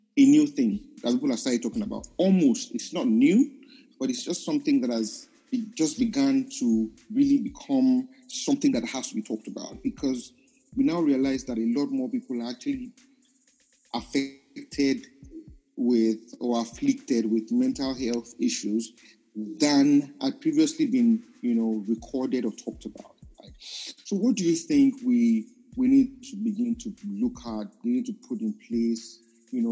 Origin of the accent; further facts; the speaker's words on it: Nigeria; I'm a Nigerian